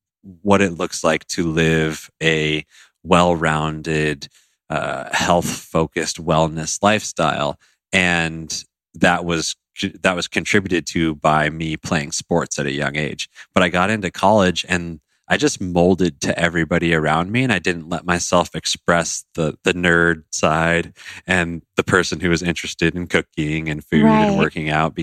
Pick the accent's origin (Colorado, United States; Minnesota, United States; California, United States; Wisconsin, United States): Colorado, United States; I grew up in Colorado